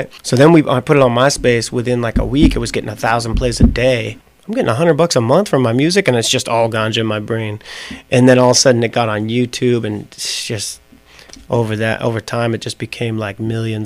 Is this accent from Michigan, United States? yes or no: no; Rowley, Massachusetts, United States; moved away; also born or lived in Beverly, Massachusetts; I grew up in this small town called Rowley